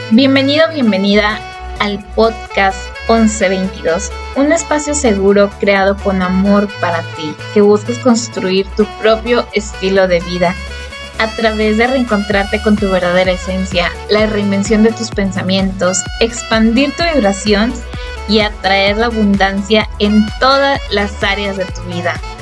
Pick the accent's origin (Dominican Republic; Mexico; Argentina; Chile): Mexico; Soy mexicana